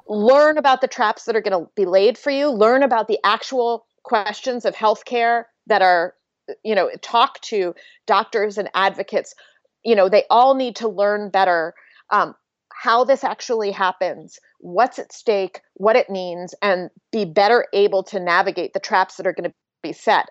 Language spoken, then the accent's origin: English; Pennsylvania, United States; growing up in Pennsylvania